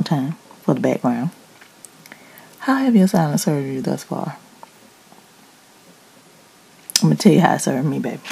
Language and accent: English; Decatur, Georgia, United States; also born or lived in East Atlanta, Georgia; I'm from Decatur West Grade by way of East Atlanta where it matters. Dirty South.